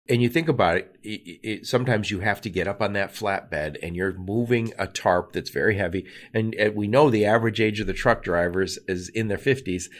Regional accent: Michigan, United States; another Michigander

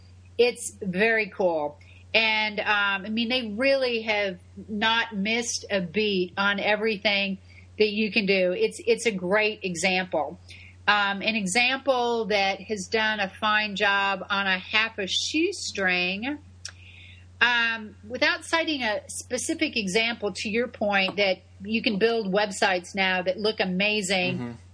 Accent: Tampa, Florida, United States; And it's in my hometown of Tampa.

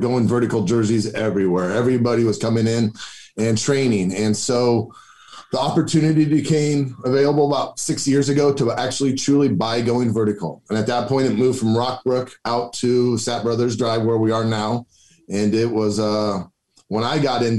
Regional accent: Grand Island, Nebraska, United States; also born or lived in Omaha; grew up in Grand Island

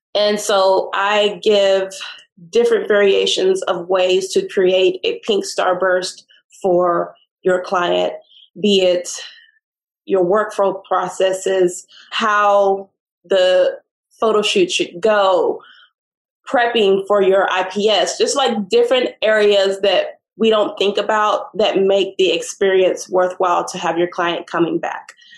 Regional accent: Austin, Texas, United States; moved away; I'm from Austin.

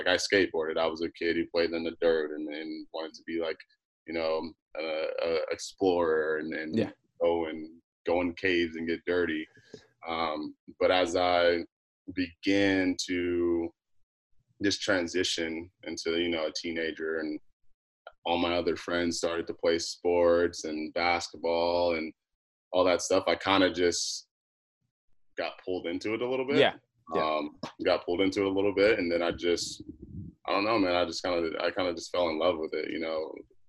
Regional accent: Phoenix, Arizona, United States; also born or lived in Las Vegas / Texas / California / Alaska; Obviously, I was born in Vegas, so I lived in Vegas. and then, Arizona. So I've just been all over. And then growing up, I went to, a little bit of junior high school, in high school in Phoenix, Arizona.

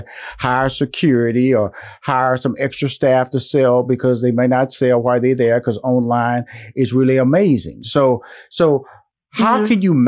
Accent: Houston, Texas, United States; I'm from Houston, Texas. She's from Houston, Texas.

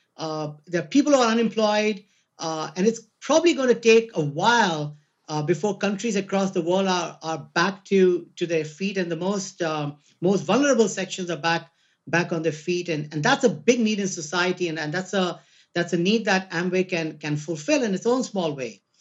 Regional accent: India; moved away; I'm Indian

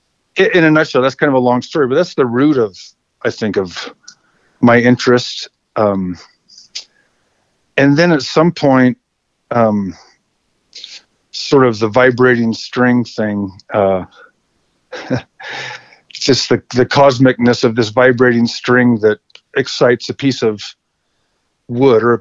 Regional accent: Salt Lake City, Utah, United States; now in Idaho, United States; I grew up in Salt Lake City

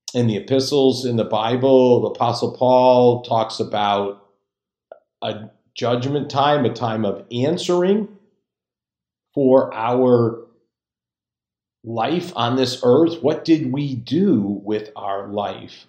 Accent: just outside Hartford, Connecticut, United States; I'm from just outside Hartford, Connecticut, which is about halfway between Boston and New York.

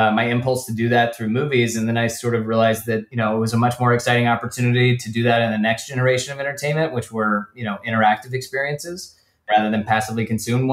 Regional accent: Atlanta, Georgia, United States; moved away as an adult; also born or lived in New England; now in Los Angeles, United States; I grew up in Atlanta, was there for, you know, the first 18 years of my life

